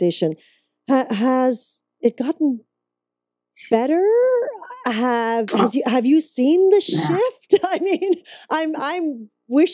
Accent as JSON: {"language": "English", "country": "Canada", "moved": "yes", "said": "I'm originally from Canada"}